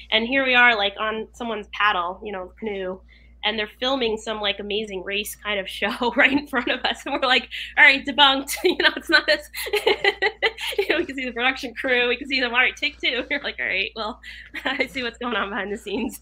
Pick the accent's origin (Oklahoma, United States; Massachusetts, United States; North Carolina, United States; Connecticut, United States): Connecticut, United States; Oxford; Oxford, Connecticut. I'm here now in Oxford, Connecticut.